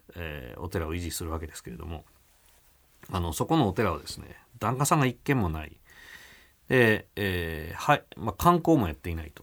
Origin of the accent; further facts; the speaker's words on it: Kyoto, Japan; also born or lived in Niiza, Saitama; 明神寺の中で生まれ育った